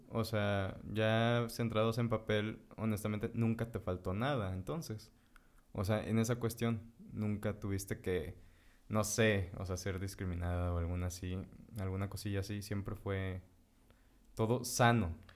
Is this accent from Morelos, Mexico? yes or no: yes; Morelos, Mexico; nosotros somos de Morelos.